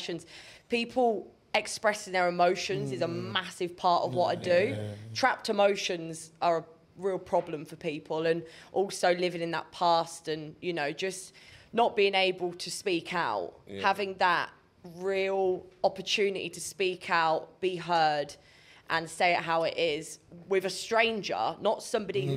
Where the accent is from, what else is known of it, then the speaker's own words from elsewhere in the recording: Kettering, East Midlands, United Kingdom; I was born in Kettering.